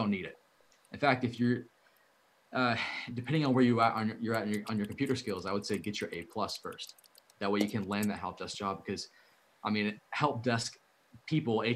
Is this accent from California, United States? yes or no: no; Dallas, Texas, United States; my hometown, Dallas